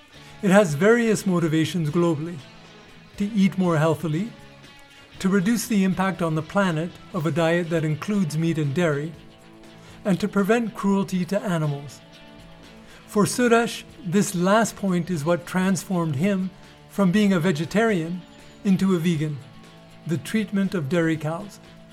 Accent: Canada; now in Nepal; my home country, Canada

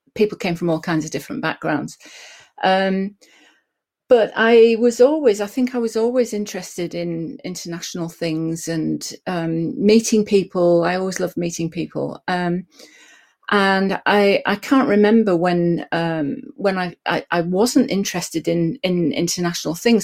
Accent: Lake District, North West England, United Kingdom; I grew up in the Lake District in England

